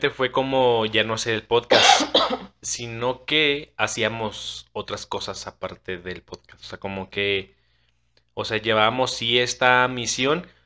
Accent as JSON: {"language": "Spanish", "country": "Chile", "said": "pero también como chilena también nos cuestionamos y, eso también ayuda a que se reafirme lo que tú crees verdaderamente, ¿no?"}